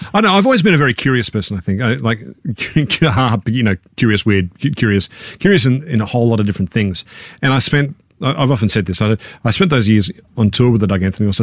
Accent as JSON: {"language": "English", "town": "Canberra", "region": "Australian Capital Territory", "country": "Australia", "said": "we were middle class kids from Canberra"}